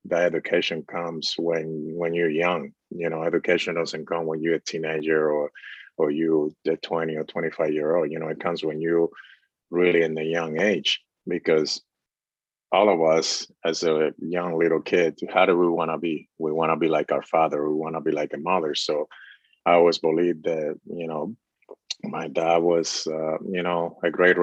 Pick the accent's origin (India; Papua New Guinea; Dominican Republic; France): Dominican Republic; moved away; I was born and raised in the Dominican Republic